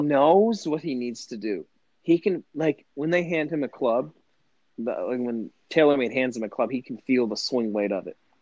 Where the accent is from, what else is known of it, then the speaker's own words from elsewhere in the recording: Lanesborough, Massachusetts, United States; Lanesboro, Mass, really small farm town